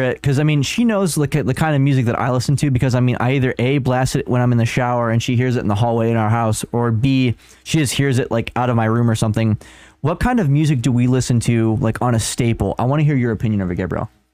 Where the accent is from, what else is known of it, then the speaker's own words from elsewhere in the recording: Chicago, Illinois, United States; we're also from Chicago area